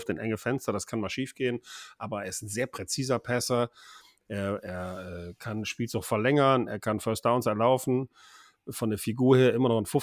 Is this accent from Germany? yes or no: yes; Cologne, North Rhine-Westphalia, Germany; du findest kaum eine tolerantere Stadt in Deutschland, finde ich, als Kölner, als Köln.